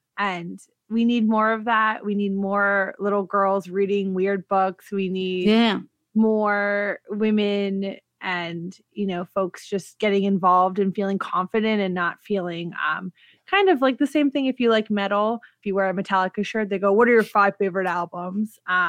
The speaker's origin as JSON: {"language": "English", "town": "Washington", "region": "District of Columbia", "country": "United States", "tie": "born or raised there", "said": "D.C., which is my home state. That's not a state."}